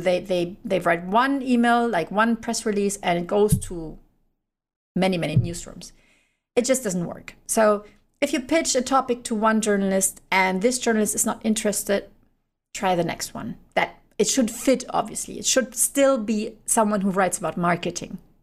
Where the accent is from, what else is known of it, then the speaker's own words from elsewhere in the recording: Germany; I'm from Germany